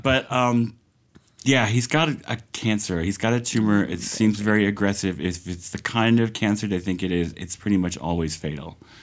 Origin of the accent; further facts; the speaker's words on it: Georgia, United States; the cities in Georgia are like my hometown is very blue because it's very black